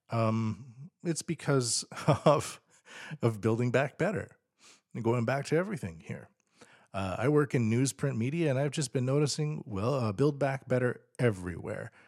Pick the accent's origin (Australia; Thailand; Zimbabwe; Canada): Canada; now in Tokyo, Japan; as a Canadian